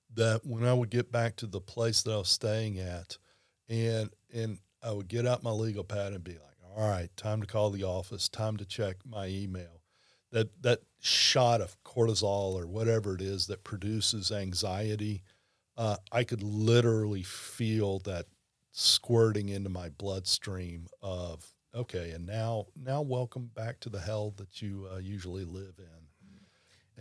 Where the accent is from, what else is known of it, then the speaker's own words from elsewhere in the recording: Baton Rouge, Louisiana, United States; being a lifelong LSU fan growing up in Baton Rouge.